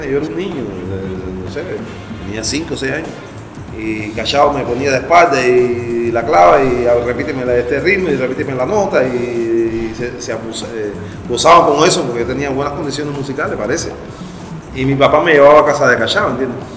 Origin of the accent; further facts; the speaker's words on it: Havana, Cuba; moved away as an adult; now in Paris, France; yo soy de Cayo Hueso.